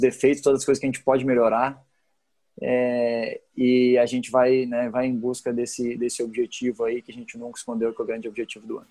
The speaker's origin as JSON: {"language": "Portuguese", "town": "Porto Alegre", "region": "Rio Grande do Sul", "country": "Brazil", "tie": "born or raised there", "moved": "yes", "said": "o Grêmio e o Inter foi onde eu fui criado"}